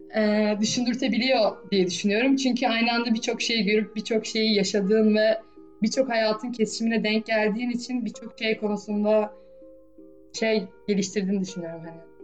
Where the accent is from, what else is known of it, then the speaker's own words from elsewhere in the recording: Istanbul, Turkey; benim de doğduğum büyüdüğüm şehir